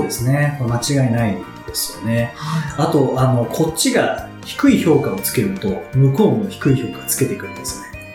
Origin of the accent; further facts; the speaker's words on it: Kanto, Japan; 僕も関東出身なので